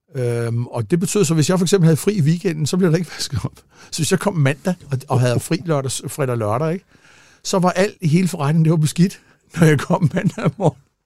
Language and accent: Danish; Gladsaxe, Capital Region of Denmark, Denmark; also born or lived in Italy; jeg kommer fra Gladsaxe af